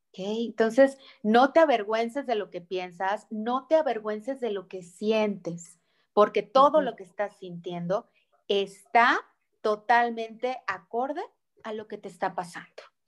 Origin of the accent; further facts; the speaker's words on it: Mexico; nuestra cultura mexicana